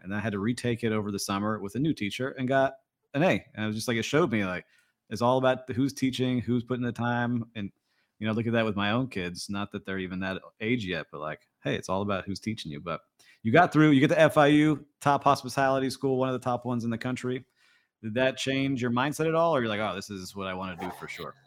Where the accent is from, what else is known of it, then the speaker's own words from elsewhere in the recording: Kendall, Florida, United States; growing up down in Kendall